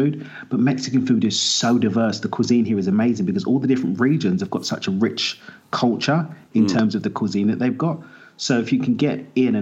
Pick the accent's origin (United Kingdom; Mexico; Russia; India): United Kingdom; also born or lived in East London / Essex; I grew up in East London, the son of Zimbabwean immigrants, moved out to Essex just outside East London